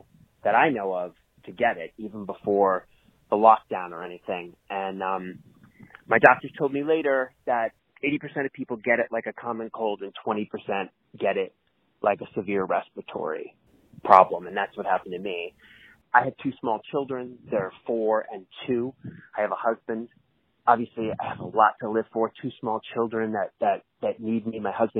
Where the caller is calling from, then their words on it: Mount Shasta, California, United States; I'm calling from Mount Shasta.